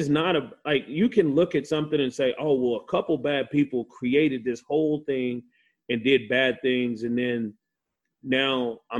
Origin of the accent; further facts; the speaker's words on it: United States; one of the first time an American Indian was tried was in my hometown in the U.S.